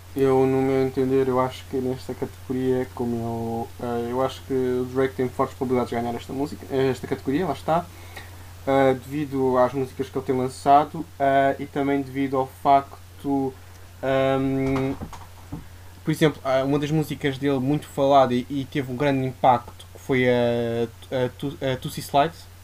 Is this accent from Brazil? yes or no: no; Santarém, Santarém District, Portugal; now in Lisbon, Portugal; à minha terra, a Santarém